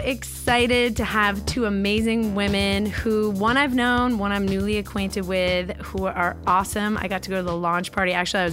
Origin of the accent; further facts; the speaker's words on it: New York City, New York, United States; now in Los Angeles, United States; I'm from New York. And people growing up, I was so obnoxious. I was like, where am I from? I'm from the city.